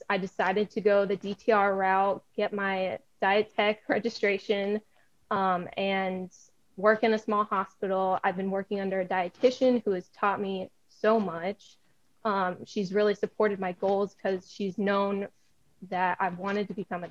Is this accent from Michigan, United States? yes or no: no; Gilbertsville, Pennsylvania, United States; also born or lived in Ashland, Ohio; I am originally from Gilbertsville, Pennsylvania. That's where I grew up. I was born in Ashland, Ohio. We moved when I was super young